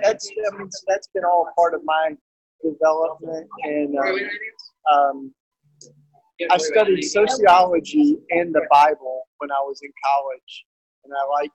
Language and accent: English; outside of Knoxville, East Tennessee, United States; moved away; also born or lived in Philadelphia; I'm a Tennessee boy. I grew up down on the east side of Tennessee and outside of Knoxville, Tennessee